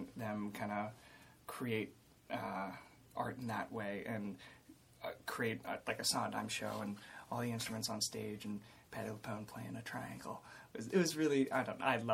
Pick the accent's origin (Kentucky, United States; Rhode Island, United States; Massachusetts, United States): Massachusetts, United States; Newton; moved away; also born or lived in New York City; I grew up in a town called Newton, which is about 10 minutes outside of Boston.